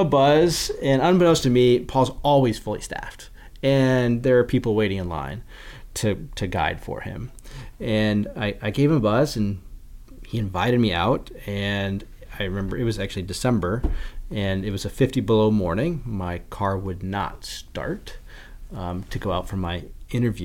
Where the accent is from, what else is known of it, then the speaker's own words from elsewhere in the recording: Iowa, United States; moved away as an adult; now in Ely, United States; I grew up in Iowa on the banks of the Wapsipinicon River